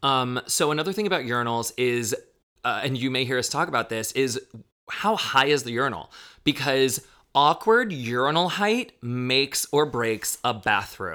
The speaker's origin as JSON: {"language": "English", "town": "Daytona Beach", "region": "Florida", "country": "United States", "tie": "born or raised there", "moved": "yes", "lives_now": "Chicago, United States", "said": "I grew up in Daytona"}